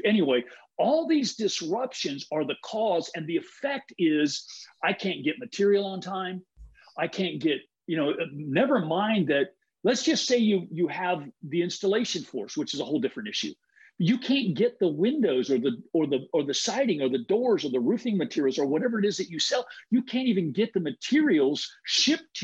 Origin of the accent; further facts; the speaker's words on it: Huntington Beach, California, United States; I'm from Huntington Beach too